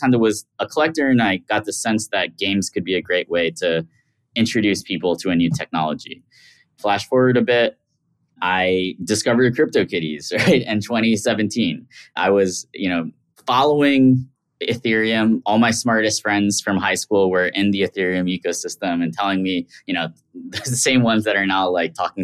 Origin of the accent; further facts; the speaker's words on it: New York City, New York, United States; I grew up in Queens, New York.